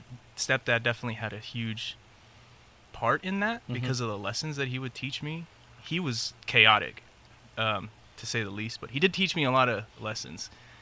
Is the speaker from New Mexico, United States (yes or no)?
no; Long Beach, California, United States; born there; also born or lived in San Diego / North Carolina; Born in Long Beach, went up to San Diego, then to North Carolina, then back to San Diego.